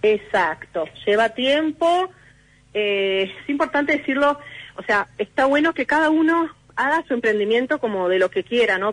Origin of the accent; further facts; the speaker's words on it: Buenos Aires, Argentina; also born or lived in Europe; los porteños tenemos mala fama